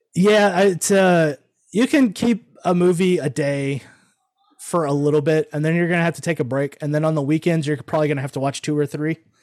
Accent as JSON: {"language": "English", "town": "Omaha", "region": "Nebraska", "country": "United States", "tie": "born or raised there", "moved": "yes", "lives_now": "Houston, United States", "said": "I was born in Omaha, Nebraska, so I'm one of those damn Yankees that came down here, moved, and then stayed"}